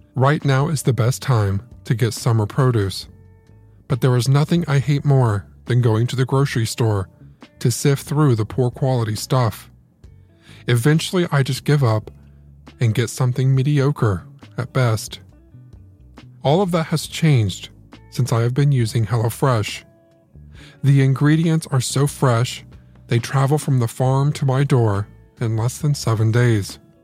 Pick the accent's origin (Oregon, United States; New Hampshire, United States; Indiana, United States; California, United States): Indiana, United States; I'm a Hoosier. I am from Indiana